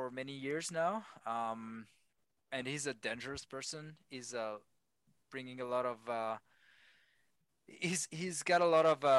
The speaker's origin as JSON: {"language": "English", "town": "Lyon", "region": "Auvergne-Rhône-Alpes", "country": "France", "tie": "born or raised there", "also_born_or_lived": "United Kingdom / Madrid, Spain / Vancouver, Canada", "second_language": "English", "moved": "as an adult", "lives_now": "Montreal, Canada", "said": "my hometown in Lyon"}